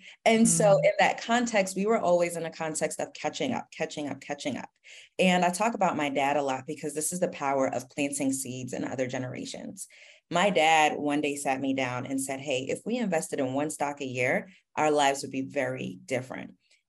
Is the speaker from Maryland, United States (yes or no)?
no; Queens, New York, United States; So I grew up in Queens and my parents are immigrants